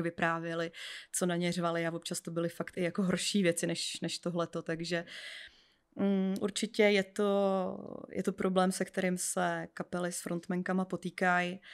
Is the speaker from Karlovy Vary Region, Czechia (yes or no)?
no; Písek, South Bohemian Region, Czechia; já pocházím z Písku